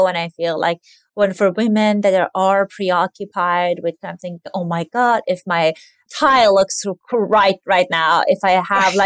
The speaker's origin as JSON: {"language": "English", "country": "Iran", "tie": "born or raised there", "moved": "yes", "lives_now": "United States", "said": "I grew up in Iran, and Iranian American"}